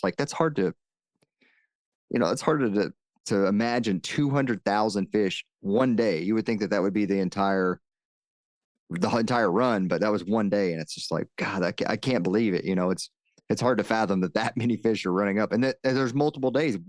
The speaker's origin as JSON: {"language": "English", "region": "the South", "country": "United States", "tie": "born or raised there", "said": "just like you, I grew up in the South, we hunted out of tree stands"}